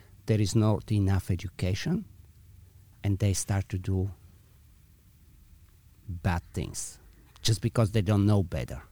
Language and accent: English; Bulgaria; also born or lived in Belgium; now in San Francisco, United States; I was in Bulgaria originally, then I moved to Belgium for a bunch of years, and eventually to San Francisco.